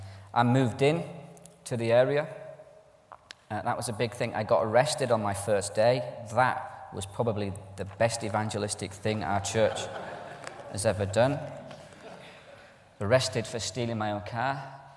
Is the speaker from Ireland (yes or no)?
yes; Ireland; also born or lived in Scotland; I'm Irish. My dad's Scottish. I'm Irish. I sound English in a scheme.